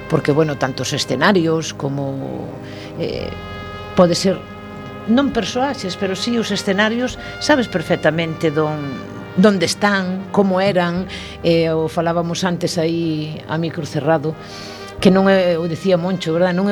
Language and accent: Galician; Tordoia, Galicia, Spain; no meu Concello Natal, no Concello de Tordolla